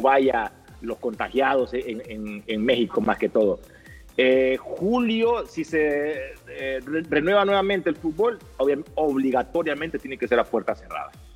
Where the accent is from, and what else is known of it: Honduras